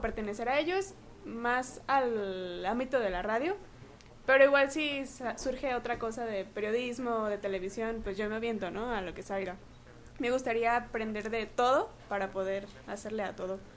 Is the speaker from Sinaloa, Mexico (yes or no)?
yes; Sinaloa, Mexico; now in Guadalajara, Mexico; yo no soy de Jalisco, soy de Sinaloa, pero radicado aquí desde hace nueve años